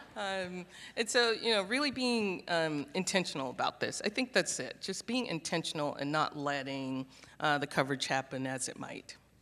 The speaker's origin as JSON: {"language": "English", "town": "Charleston", "region": "South Carolina", "country": "United States", "tie": "born or raised there", "also_born_or_lived": "Minneapolis, Minnesota / Saint Paul, Minnesota", "moved": "as an adult", "lives_now": "Houston, United States", "said": "But I am a Southerner. I grew up in Charleston, South Carolina, and went to school in North Carolina."}